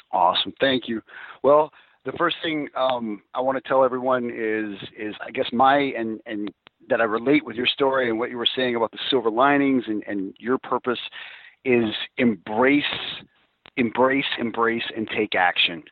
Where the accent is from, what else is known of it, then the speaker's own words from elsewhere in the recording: Alabama, United States; being from Alabama, I don't know if it's because I'm from Alabama